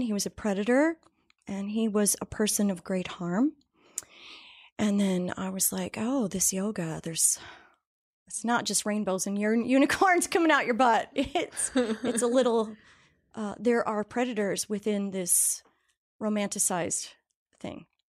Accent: Ohio, United States; I grew up in Ohio, had a great family.

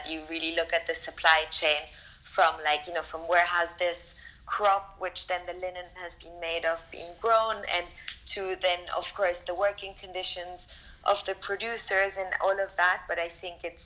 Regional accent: Austria; now in London, United Kingdom; Mom is based in Austria and I'm based in London. So we're both from Austria.

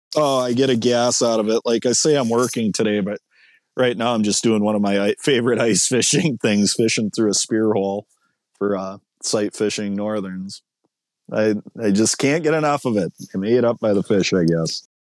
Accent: Ortonville, Minnesota, United States; where I grew up in Ortonville

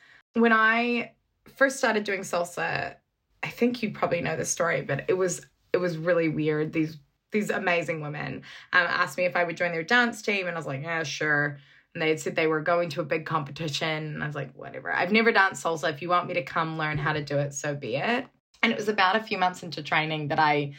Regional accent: New Zealand; moved away; growing up in New Zealand

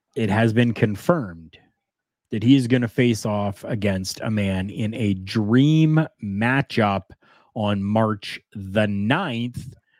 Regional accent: Canada; we're Canadian

